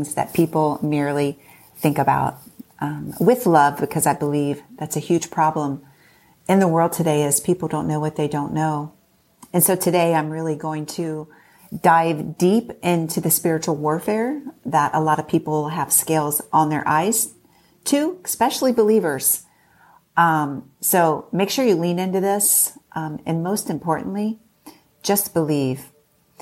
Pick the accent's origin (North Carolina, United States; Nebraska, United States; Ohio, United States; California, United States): Ohio, United States; Troy; my hometown, Troy